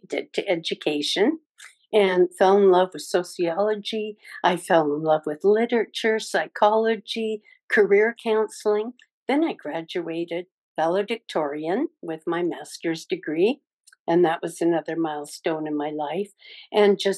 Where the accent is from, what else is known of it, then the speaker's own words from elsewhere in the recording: British Columbia, Canada; moved away as an adult; also born or lived in California; now in United States; I'm originally from British Columbia, Canada, and I moved down to the States to be with my brother after he got out of Vietnam